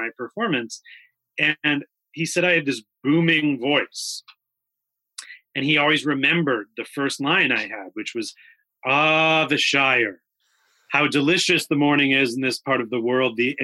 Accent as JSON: {"language": "English", "town": "Rocky River", "region": "Ohio", "country": "United States", "tie": "born or raised there", "said": "I grew up in Rocky River, Ohio, the suburbs of Cleveland."}